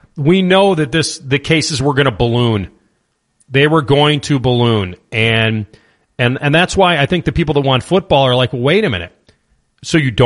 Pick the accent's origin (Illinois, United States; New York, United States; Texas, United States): Illinois, United States; Chicago; born or raised there; now in Columbus, United States